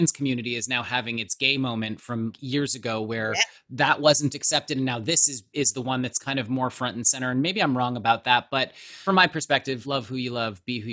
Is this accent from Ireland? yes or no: no; Canada; growing up in Canada